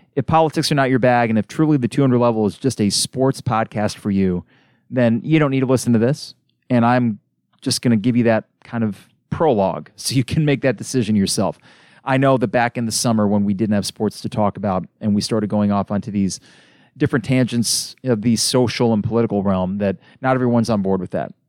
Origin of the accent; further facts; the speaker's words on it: United States; as an American